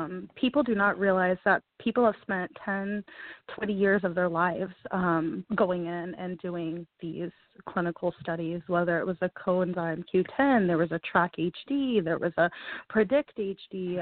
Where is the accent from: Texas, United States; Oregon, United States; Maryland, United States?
Texas, United States; Houston; I am from Houston, Texas